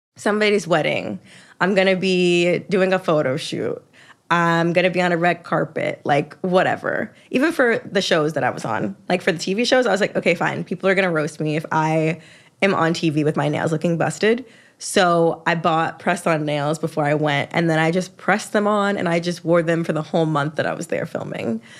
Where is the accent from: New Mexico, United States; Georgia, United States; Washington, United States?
Georgia, United States; Atlanta; I'm from Atlanta.